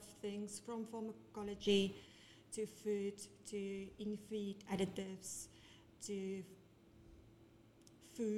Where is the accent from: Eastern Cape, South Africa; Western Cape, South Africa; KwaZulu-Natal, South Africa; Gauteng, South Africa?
Gauteng, South Africa; Benoni; I'm from Benoni originally